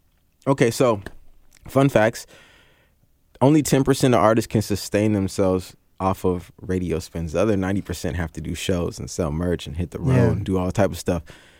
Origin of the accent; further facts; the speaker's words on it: Seattle, Washington, United States; I'm from Seattle.